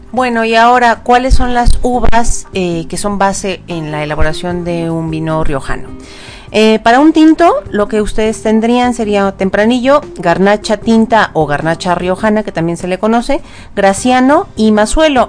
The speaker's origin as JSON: {"language": "Spanish", "country": "Mexico", "said": "como consumidores mexicanos"}